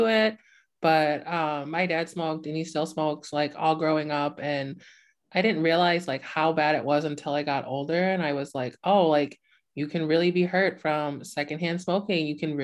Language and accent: English; Hannahville Indian Community, Upper Peninsula of Michigan, United States; I come from the Hannahville Indian community in the Upper Peninsula of Michigan